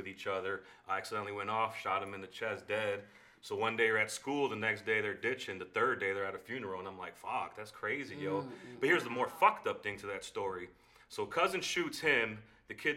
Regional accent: Chicago, Illinois, United States; first language Spanish; English is a second language; born and raised in Chicago

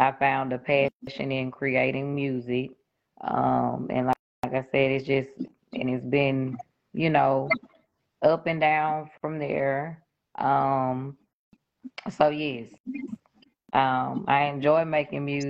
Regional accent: Shreveport, Louisiana, United States; I'm from Shreveport, Louisiana

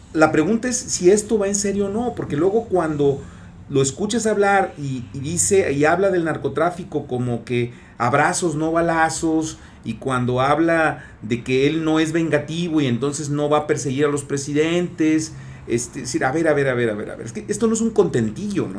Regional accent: Mexico; como somos mexicanos

